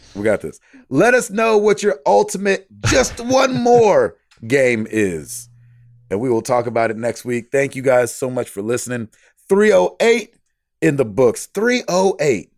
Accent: Santa Cruz, California, United States; also born or lived in San Francisco; I was born in Santa Cruz, California, and lived there until my parents divorced

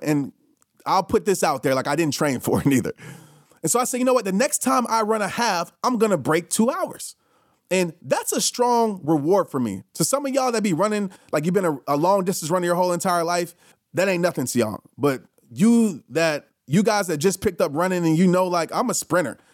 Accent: New Orleans, Louisiana, United States; when I used to travel when I was a kid from New Orleans to Little Rock to go visit my grandparents.

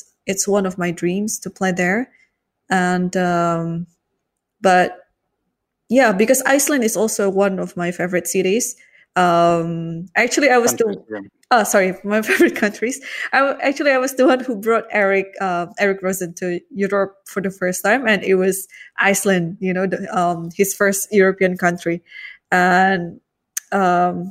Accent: Jakarta, Indonesia; also born or lived in United States; I'm a proud Indonesian, obviously. I was born and raised in Jakarta, the capital

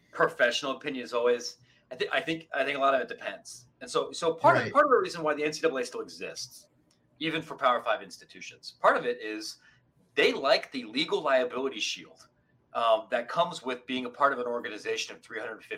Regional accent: Columbus, Ohio, United States; I grew up in Columbus

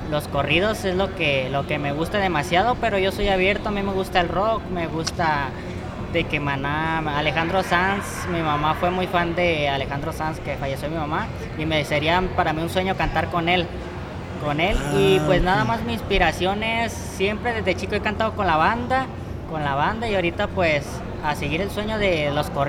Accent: Rosarito, Baja California, Mexico; Pues en esa me basé en lo que, en Rosarito de donde vengo

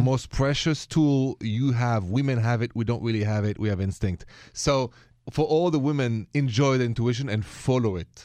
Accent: France; moved away; I'm from France

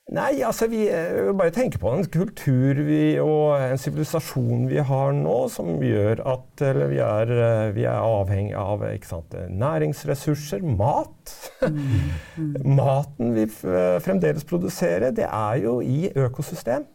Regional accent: Oslo, Norway; jeg vokste opp i Oslo

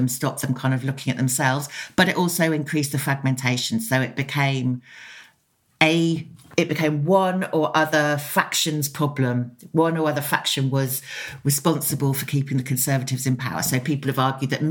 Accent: Oxford, South East England, United Kingdom; I grew up in Oxford, which is just near to Upper Heyford and Greenham Common.

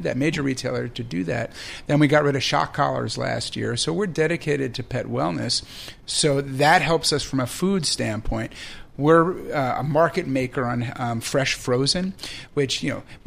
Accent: New York, United States; as a New Yorker

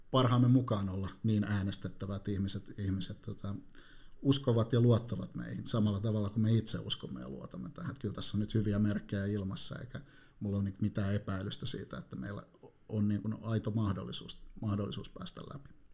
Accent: Helsinki, Uusimaa, Finland; No Helsingistä, että mä oon ihan syntyperäinen helsinkiläinen, ja tällä hetkellä asun Konalassa – tuolla noin äärimmäisellä länsilaidalla.

